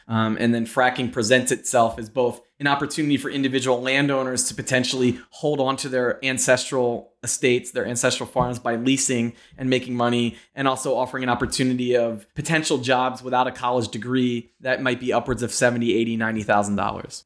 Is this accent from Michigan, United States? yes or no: no; Pennsylvania, United States; moved away; also born or lived in New York; I'm from Pennsylvania